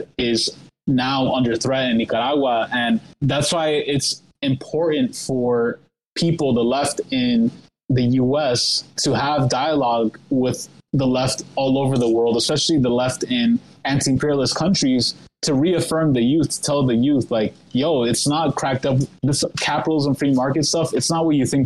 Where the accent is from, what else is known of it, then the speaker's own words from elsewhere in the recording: New York, United States; moved away; when I was living in New York, I'm from New York